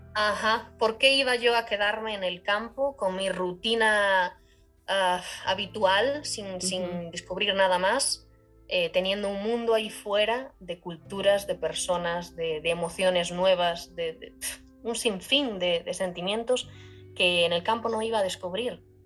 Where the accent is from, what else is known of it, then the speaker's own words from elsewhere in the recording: Galicia, Spain; moved away as an adult; also born or lived in Ireland; Yo soy de España, concretamente de Galicia. Y crecí en el campo